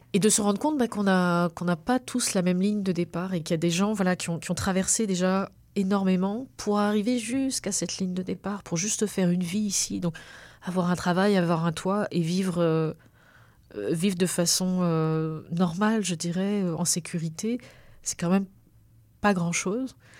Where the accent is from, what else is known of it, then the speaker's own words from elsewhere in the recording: Réunion; moved away; moi j'ai quand même choisi de partir, mais mon, cordon il reste là-bas